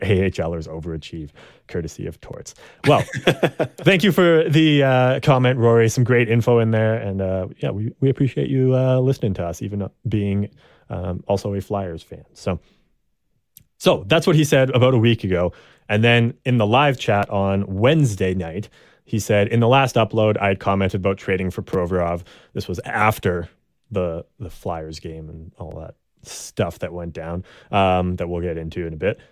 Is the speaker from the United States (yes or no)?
no; Canada; I'm Canadian